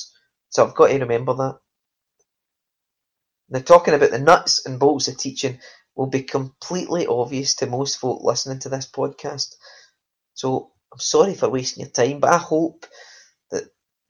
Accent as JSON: {"language": "English", "region": "Scotland", "country": "United Kingdom", "said": "I'm a Scottish maths teacher"}